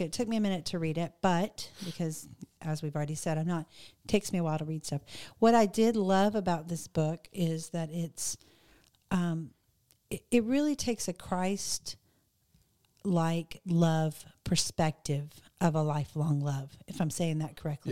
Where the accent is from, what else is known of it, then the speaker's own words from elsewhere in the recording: the South, United States; I'm from the South, so we say the word ugly for mean